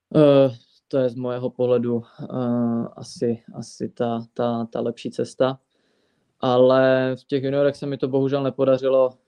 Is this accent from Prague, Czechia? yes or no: no; Fulnek, Moravian-Silesian Region, Czechia; ve Fulneku, eh, vlastně v mém rodném městě nebo ve městě, kde jsem vyrůstal od malička